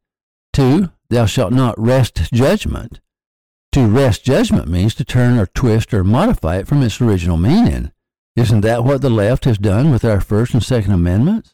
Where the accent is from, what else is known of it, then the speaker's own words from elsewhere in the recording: the South, United States; I was born in 1942 in the South